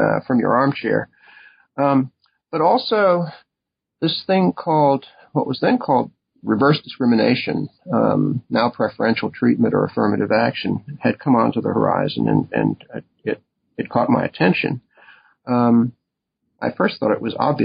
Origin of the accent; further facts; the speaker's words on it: Nutley, New Jersey, United States; moved away as an adult; also born or lived in Waltham, Massachusetts; I was born in Nutley, New Jersey, where I grew up